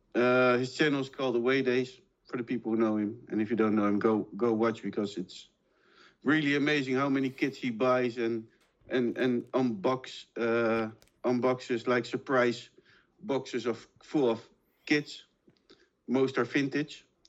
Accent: Málaga, Andalusia, Spain; I'm born in Malaga, I'm from Malaga, and I grew up with with Malaga

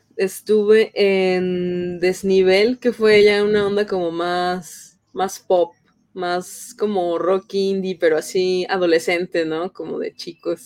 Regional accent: San Luis Potosí, Mexico; Yo soy de San Luis Potosí

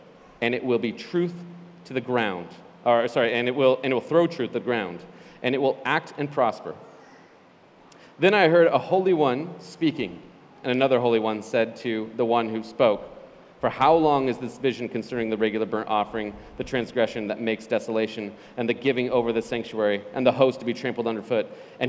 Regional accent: Western Nebraska, United States; moved away; I grew up in West Nebraska, by the way. Denver was 3.5 hours away.

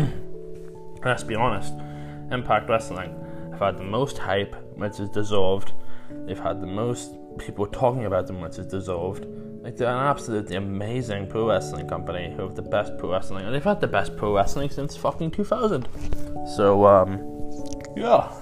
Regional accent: Ireland; I'm Irish

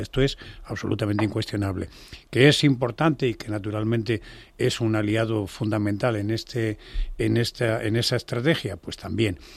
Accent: Spain; como español

